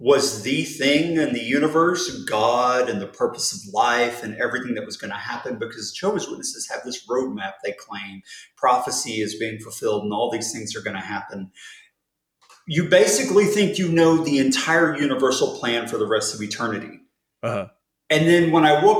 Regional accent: United States; I'm American.

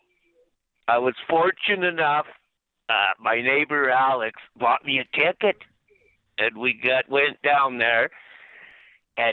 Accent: Calgary, Alberta, Canada; I'm from Calgary

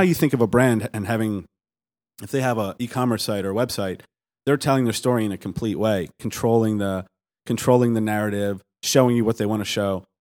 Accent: Baltimore, Maryland, United States; I'm from Baltimore

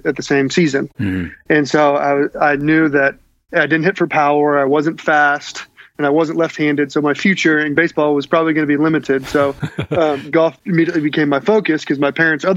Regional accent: Fresno, California, United States; I grew up in Central California, Fresno

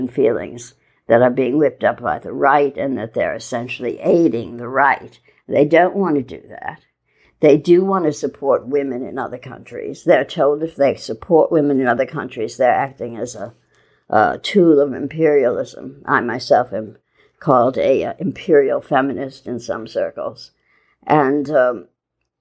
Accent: Midwest, United States; moved away; also born or lived in New York; I'm an American. I grew up in the Midwest. Moved to New York in the 70s, late 70s.

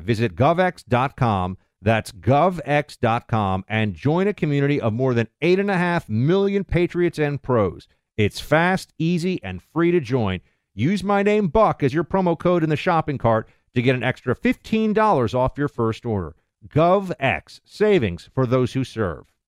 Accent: United States; as an American

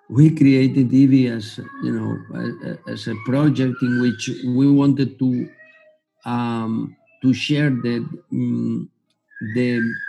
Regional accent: Gandia, Valencian Community, Spain; also born or lived in Germany / United States; I was born in Gandia, which is a small town 70 kilometers from Valencia. And I did all my studies in Valencia

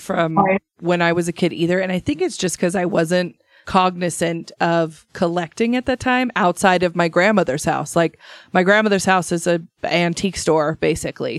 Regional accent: Idaho, United States; born or raised there; moved away

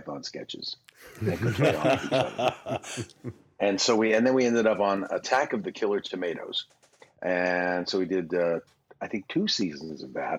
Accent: Toronto, Ontario, Canada; moved away as an adult; now in United States; up in Toronto, my hometown, but I was living here

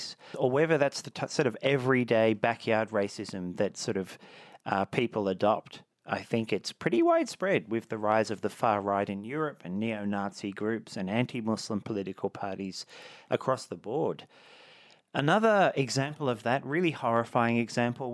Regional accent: Blue Mountains, New South Wales, Australia; when I was a teenager growing up in the Blue Mountains

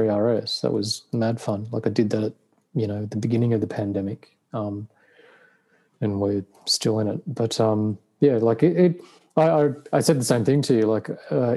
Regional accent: Australia; I'm an Australian

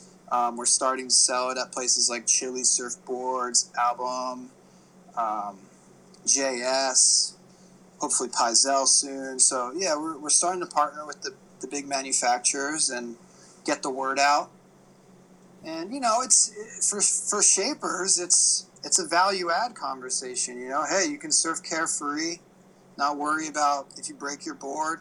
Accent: Hawaii, United States; also born or lived in East Coast, United States; growing up in Hawaii

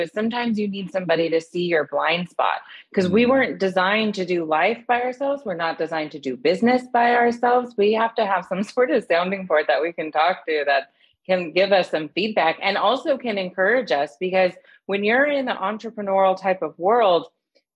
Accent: San Antonio, Texas, United States; moved away as an adult; now in San Diego, United States; I am from San Antonio

